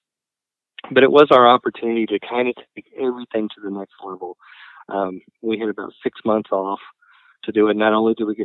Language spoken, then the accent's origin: English; College Station, Texas, United States; moved away as an adult; now in Boise, United States; I grew up in Bryan College Station, Texas